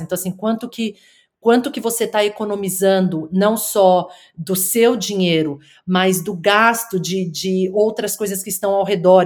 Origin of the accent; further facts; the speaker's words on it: São Paulo, Brazil; moved away as an adult; also born or lived in United States; now in Wollongong, Australia; eu sou de São Paulo, nasci e cresci na cidade de São Paulo